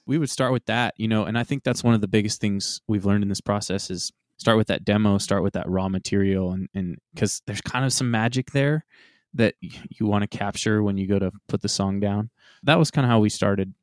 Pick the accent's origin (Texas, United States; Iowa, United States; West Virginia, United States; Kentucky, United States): Texas, United States; Growing up in Missouri County, Texas